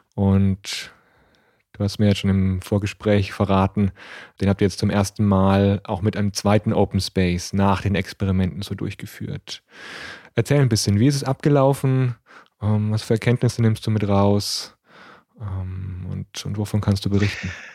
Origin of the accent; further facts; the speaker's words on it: Nuremberg, Bavaria, Germany; ich bin in Nürnberg aufgewachsen